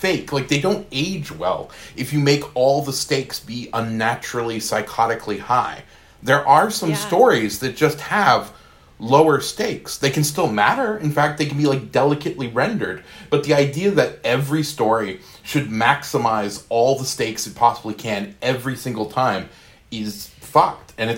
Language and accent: English; Maine, United States; moved away as an adult; also born or lived in Seattle; in Maine where I'd grown up.